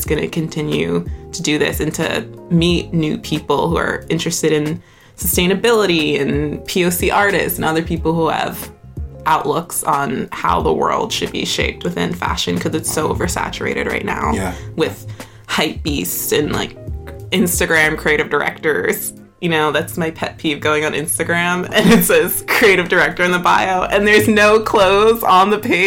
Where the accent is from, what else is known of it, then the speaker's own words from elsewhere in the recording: Deer Park, New York, United States; now in Brooklyn, United States; I am originally born and raised in Long Island